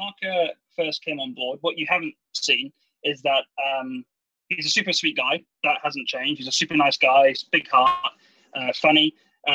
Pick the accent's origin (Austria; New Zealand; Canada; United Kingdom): United Kingdom; England; moved away; I'm English